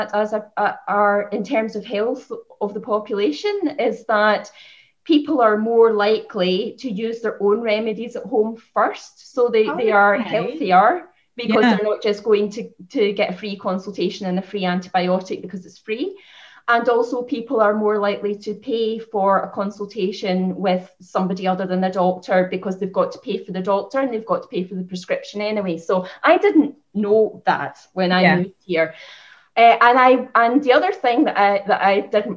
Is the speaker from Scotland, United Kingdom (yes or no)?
yes; Scotland, United Kingdom; moved away as an adult; also born or lived in Lancashire; now in Ireland; I grew up in Scotland. I studied in Lancashire, and I moved to Ireland to set up my clinic